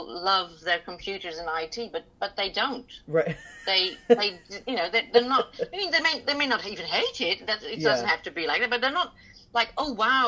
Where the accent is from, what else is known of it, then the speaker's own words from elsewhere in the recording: Hoofddorp, North Holland, Netherlands; I grew up in Hoofddorp